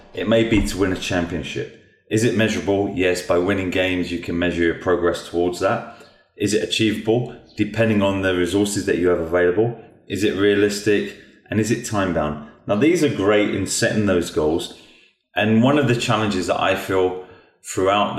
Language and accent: English; England, United Kingdom; Growing up in England